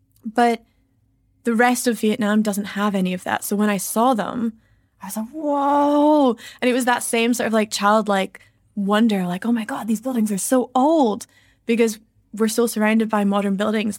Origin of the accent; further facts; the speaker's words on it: Edinburgh, Scotland, United Kingdom; Well, I'm not from Glasgow. I'm from Edinburgh. So, slightly different.